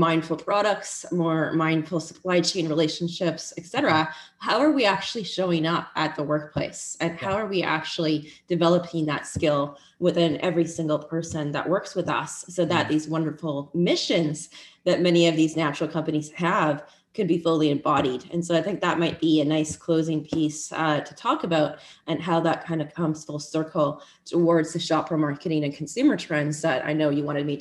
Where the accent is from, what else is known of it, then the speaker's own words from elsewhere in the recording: Vancouver, British Columbia, Canada; also born or lived in Cayman Islands / Honolulu, Hawaii; I grew up in Vancouver, BC